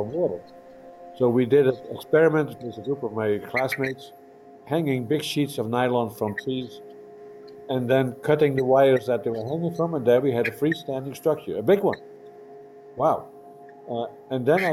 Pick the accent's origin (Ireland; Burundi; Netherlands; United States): Netherlands; now in Montreal, Canada; I'm an immigrant from Holland, and I came to Canada in 1966